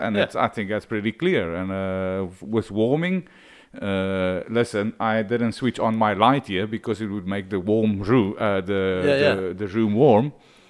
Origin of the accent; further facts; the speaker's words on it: Stellenbosch, Western Cape, South Africa; Like when I grew up in Stellenbosch, and it was almost like if you don't go to Cool Bay and you go to Strand, you're a bit of a pussy.